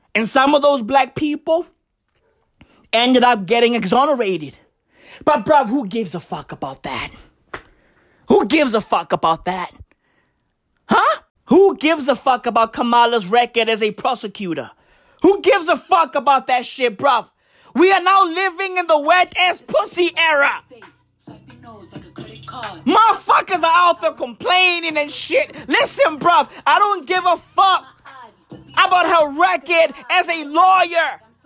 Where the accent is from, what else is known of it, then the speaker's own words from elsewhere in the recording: South Africa; I'm African. Okay? I'm recording this shit on African soil, South Africa, to be exact